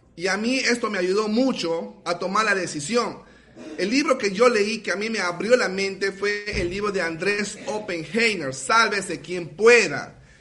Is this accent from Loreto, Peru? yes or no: yes; Iquitos, Loreto, Peru; de la ciudad de Iquitos, Perú